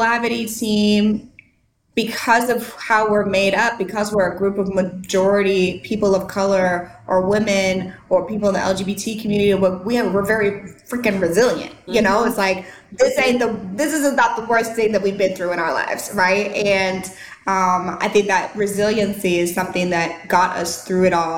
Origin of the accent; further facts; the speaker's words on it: St. Louis, Missouri, United States; moved away as an adult; now in Nashville, United States; I lived in St. Louis my whole life. I went to college in St. Louis.